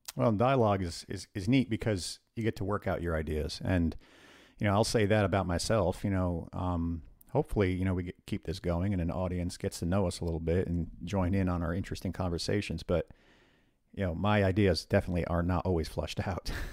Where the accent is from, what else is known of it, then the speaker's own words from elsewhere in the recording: northern New Jersey, United States; we grew up in the northern part of New Jersey